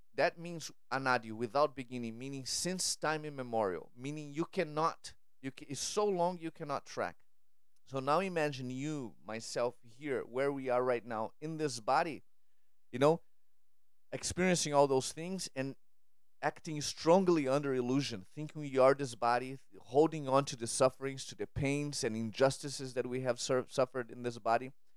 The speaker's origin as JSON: {"language": "English", "country": "Brazil", "tie": "born or raised there", "moved": "yes", "said": "I grew up in Brazil"}